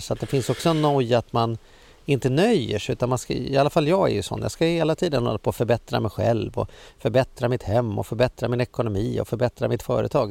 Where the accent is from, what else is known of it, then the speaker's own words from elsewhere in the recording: Sweden; livet som svensk